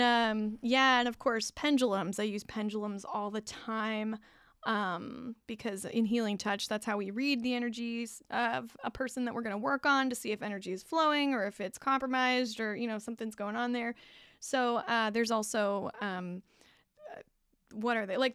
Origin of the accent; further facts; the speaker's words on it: California, United States; I'm a Californian, tried and true. Never been in the snow for more than just a ski trip